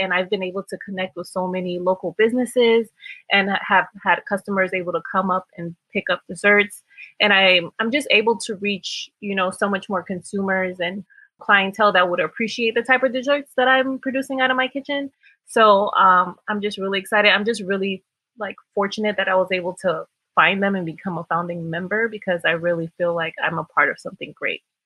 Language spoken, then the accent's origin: English; Miami, Florida, United States; moved away as an adult; now in New York, United States; I was born in Miami, Florida, and I've actually been in New York for about 10 years